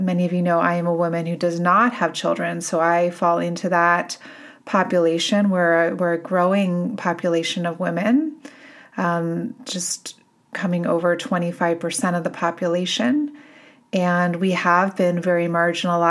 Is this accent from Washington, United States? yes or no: no; Boulder, Colorado, United States; in my hometown here in Boulder